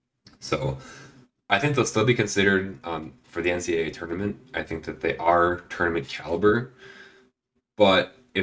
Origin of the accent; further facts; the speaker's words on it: Minneapolis, Minnesota, United States; I'm from Minnesota, the Twin Cities area. I grew up a Gopher fan.